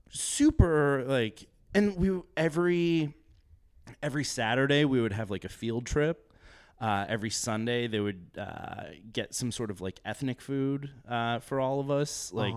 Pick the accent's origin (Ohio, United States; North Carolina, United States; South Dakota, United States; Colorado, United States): South Dakota, United States; Sturgis; Sturgis, South Dakota.